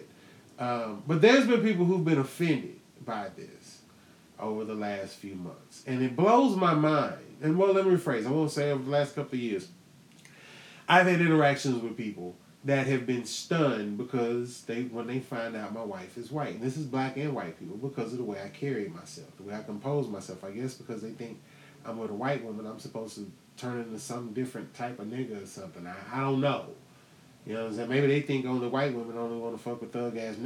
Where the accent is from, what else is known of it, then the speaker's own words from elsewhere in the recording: Houston, Texas, United States; I'm from Houston